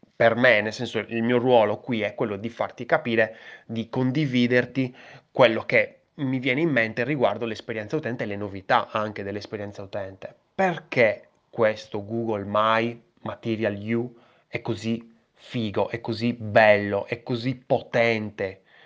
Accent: Sardinia, Italy; io sono sardo

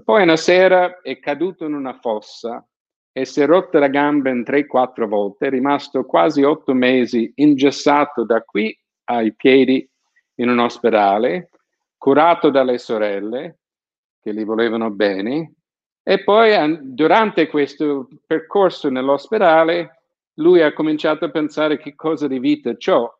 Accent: San Francisco, California, United States; moved away; also born or lived in Naples; sono di San Francisco, sono abituato a ai terremoti

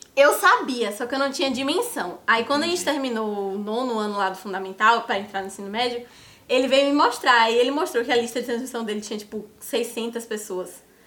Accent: Salvador, Bahia, Brazil; moved away as an adult; now in São Paulo, Brazil; eu sou de Salvador, Bahia

